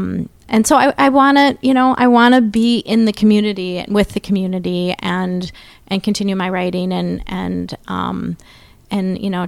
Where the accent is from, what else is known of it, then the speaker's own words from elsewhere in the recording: Mendota Heights, Minnesota, United States; So I'm from St. Paul.